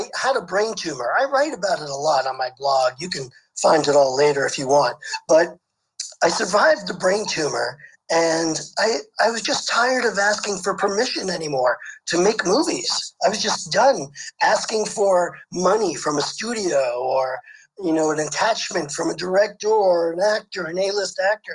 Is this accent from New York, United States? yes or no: yes; New York City, New York, United States; moved away as an adult; also born or lived in Los Angeles; I grew up in Brooklyn, New York